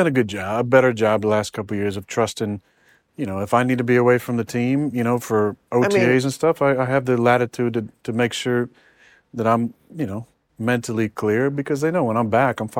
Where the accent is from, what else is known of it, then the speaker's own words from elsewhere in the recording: California, United States; Yeah, I'm from California.